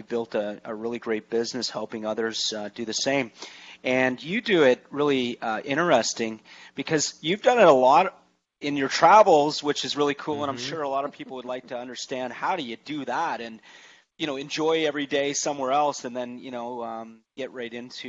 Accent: Toronto, Ontario, Canada; moved away; it's nice and sunny back in my hometown, mm-hmm. Toronto

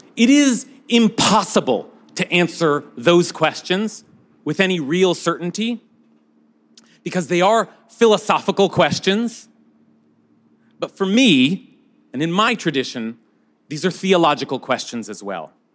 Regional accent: United States; as American

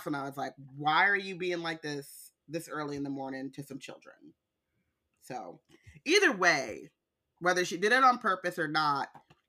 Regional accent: California, United States; I'm from California.

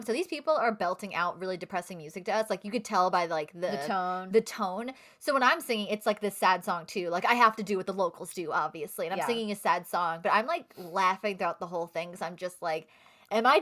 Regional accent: United States; I'm American

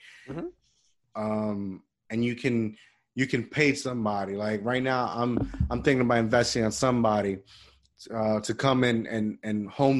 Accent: Puerto Rico; moved away; last year I went back to Puerto Rico after like 10 years and I visit my hometown school, elementary.

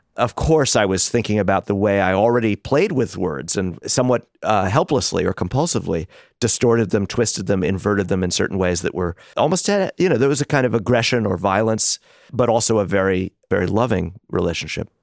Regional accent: New York City, New York, United States; the public schools in Brooklyn and the confusions of growing up in New York in that period

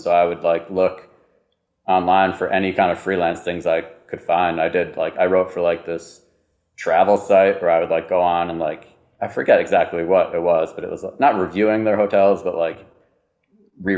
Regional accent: Syracuse, New York, United States; moved away as an adult; also born or lived in Louisville / Boston; I'm from Syracuse originally. Then went to college there also.

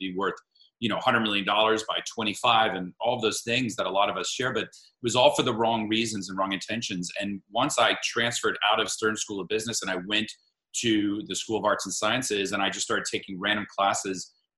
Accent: Miami, Florida, United States; I grew up in Miami, Florida, with a single mother who was a social worker.

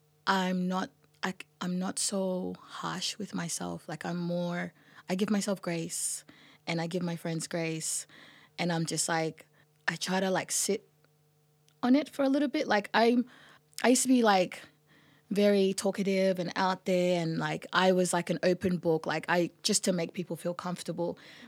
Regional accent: Sudan; or like I come from Sudan.

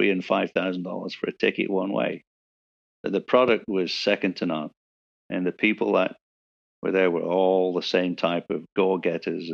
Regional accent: England, United Kingdom; moved away; the town in which I was born and raised in England

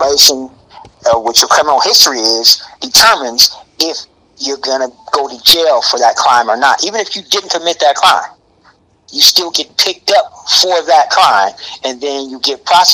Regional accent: Alabama, United States; where my mom lives, where I was born in Alabama.

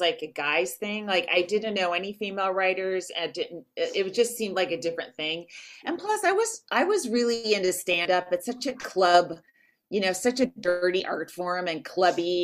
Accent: Walnut Creek, California, United States; I'm from Walnut Creek

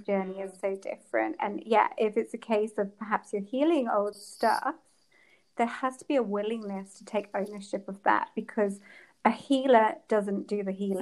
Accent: England, United Kingdom; I come from England

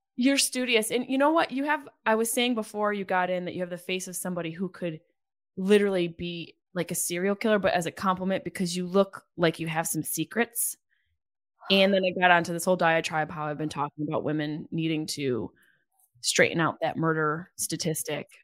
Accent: Syracuse, New York, United States; moved away; my hometown

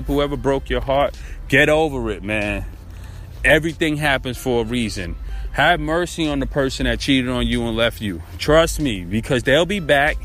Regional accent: Brooklyn, New York, United States; I'm from Brooklyn

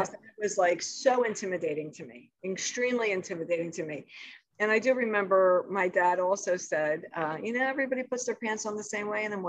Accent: Philadelphia, Pennsylvania, United States; a kid growing up in South Philadelphia, very humble upbringing

